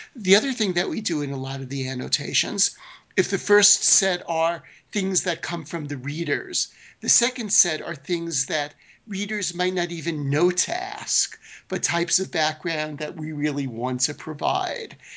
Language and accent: English; New York City, New York, United States; I grew up in Brooklyn, New York, in a predominantly Jewish neighborhood.